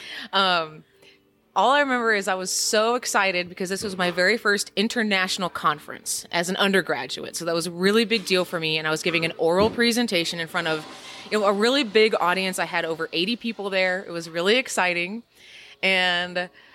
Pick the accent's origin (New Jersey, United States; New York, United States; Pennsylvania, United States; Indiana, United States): Indiana, United States; now in Kansas, United States; I come originally from Indiana, although I live in Kansas now